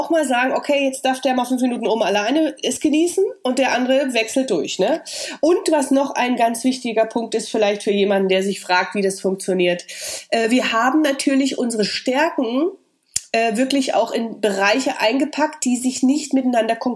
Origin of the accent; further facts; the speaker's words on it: East Germany, Germany; Und vielleicht war das auch mein Ossi-Charakter